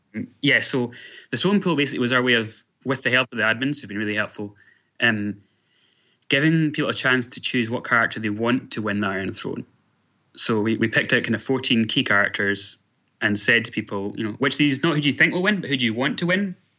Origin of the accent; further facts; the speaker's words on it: Scotland, United Kingdom; I am from Scotland